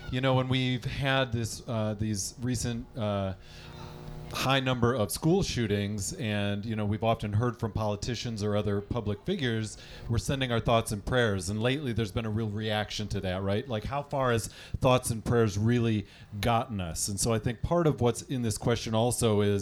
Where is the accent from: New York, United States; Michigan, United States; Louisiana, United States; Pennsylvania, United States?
Michigan, United States; Listen, I'm from Michigan, and the Detroit Lions are there.